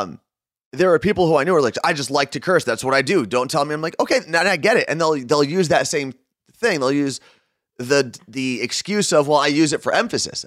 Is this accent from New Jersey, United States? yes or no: yes; Ridgewood, New Jersey, United States; also born or lived in Clifton, New Jersey / Jerusalem (family ancestry); we moved from Clifton to this house in Ridgewood